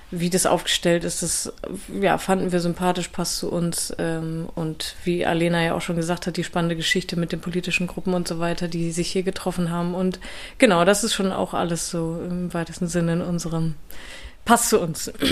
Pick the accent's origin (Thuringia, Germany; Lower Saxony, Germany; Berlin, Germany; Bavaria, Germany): Lower Saxony, Germany; Worpswede; ich komme aber auch aus Bremen beziehungsweise aus Worpswede und deswegen war das irgendwie so ein bisschen schicksalhaft auch.